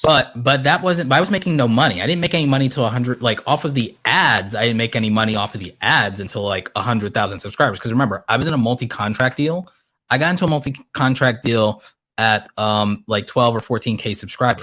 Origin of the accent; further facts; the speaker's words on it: New York City, New York, United States; now in Atlanta, United States; I was born in Brooklyn, so I'm extra petty